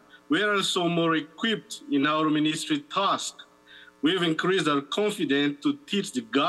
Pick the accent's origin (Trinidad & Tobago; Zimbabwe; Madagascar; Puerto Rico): Madagascar; she is my wife, Hanta. We are from Madagascar in Eastern Africa.